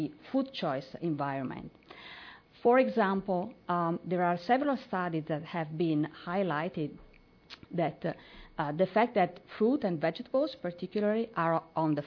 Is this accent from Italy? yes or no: yes; northeast Italy, Italy; I'm from Italy, as was introduced. I'm from the north, northeast area of Italy